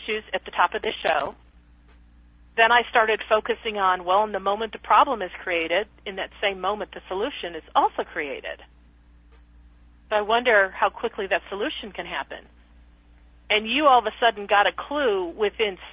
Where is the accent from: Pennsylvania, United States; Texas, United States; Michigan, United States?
Texas, United States; Dallas